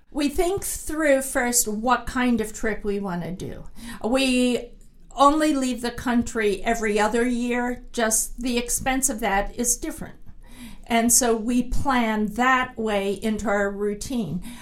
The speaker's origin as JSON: {"language": "English", "region": "Pennsylvania", "country": "United States", "tie": "born or raised there", "said": "I grew up camping in the Pennsylvania woods"}